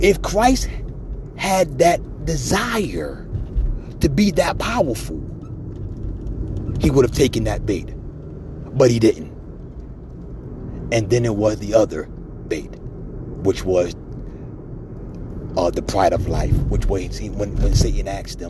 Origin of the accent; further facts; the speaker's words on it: New York, United States; moved away; back in my hometown, back in New York